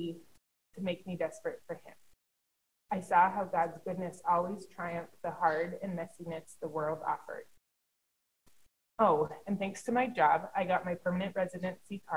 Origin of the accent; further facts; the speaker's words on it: Canada; I'm Canadian. So I went back home